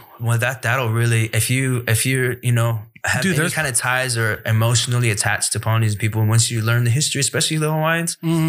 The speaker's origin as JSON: {"language": "English", "country": "Samoa", "tie": "born or raised there", "said": "And growing up in Samoa is predominantly Samoan for a lot of kids, you know?"}